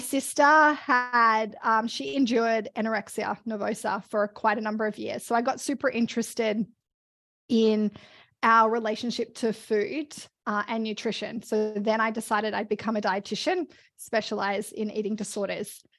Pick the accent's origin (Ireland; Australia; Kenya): Australia; moved away as an adult; also born or lived in Melbourne; now in Canada; I'm Australian, and I always wanna be able to come home, uh, to see my family